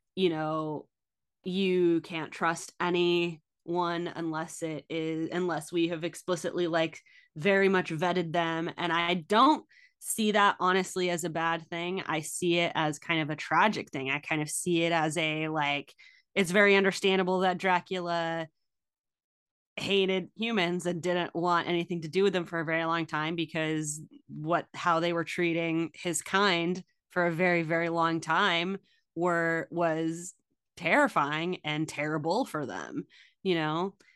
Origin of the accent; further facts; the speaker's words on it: United States; as an American